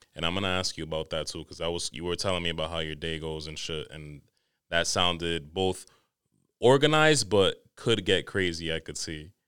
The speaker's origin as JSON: {"language": "English", "region": "New York", "country": "United States", "tie": "born or raised there", "said": "Growing up in New York"}